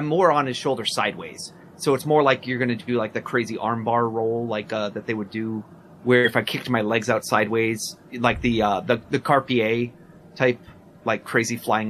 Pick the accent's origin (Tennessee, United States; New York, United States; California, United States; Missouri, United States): New York, United States; I'm from New York.